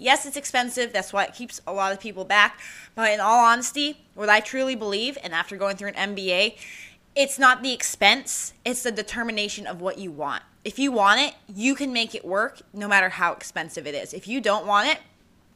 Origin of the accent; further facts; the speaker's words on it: New Mexico, United States; moved away; I'm from New Mexico, so it used to be a huge celebration